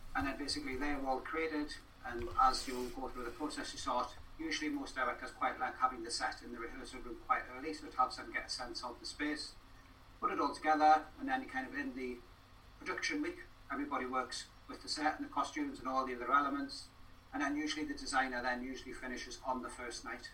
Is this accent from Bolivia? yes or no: no; Newcastle upon Tyne, North East England, United Kingdom; moved away as an adult; also born or lived in Wales; now in Cardiff, United Kingdom; I've been here longer than I have been uh, in Newcastle, where I grew up